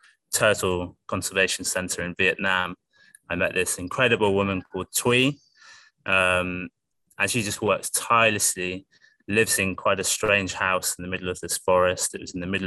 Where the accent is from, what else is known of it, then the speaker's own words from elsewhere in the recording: United Kingdom; I live in I was brought up in a really beautiful place in the UK, full of wildlife by the ocean and beautiful